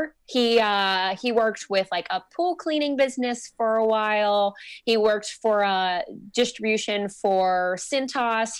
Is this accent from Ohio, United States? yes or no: no; Lawrenceville, Georgia, United States; I'm originally from Lawrenceville, Georgia, which is a small northeastern Atlanta suburb